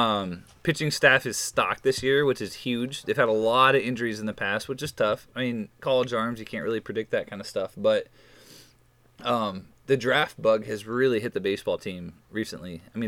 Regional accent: Des Moines, Iowa, United States; I'm from Des Moines

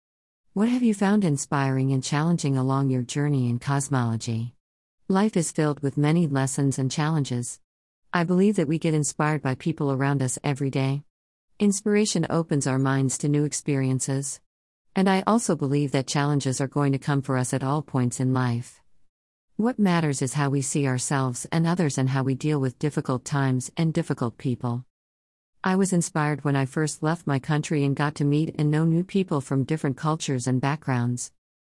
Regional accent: Cairo, Cairo Governorate, Egypt; I was born and raised in Cairo, Egypt, with my two young sisters.

